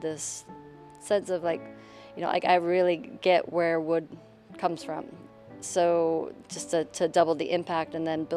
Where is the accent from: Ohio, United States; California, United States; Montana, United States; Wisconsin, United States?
Montana, United States; Missoula; also born or lived in Brooklyn, New York; now in Warwick, United States; I grew up in Montana, in Missoula